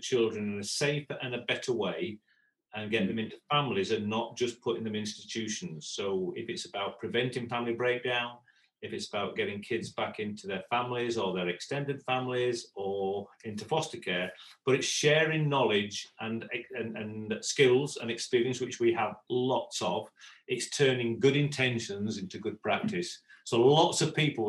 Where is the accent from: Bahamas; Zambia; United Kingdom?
United Kingdom; moved away as an adult; also born or lived in Brazil; I'm Brit